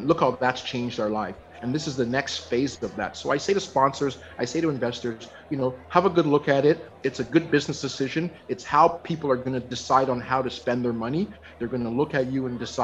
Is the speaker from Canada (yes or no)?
yes; Toronto, Ontario, Canada; now in Vancouver, Canada; I've literally been living in Vancouver now more years than I ever lived in my hometown of Toronto.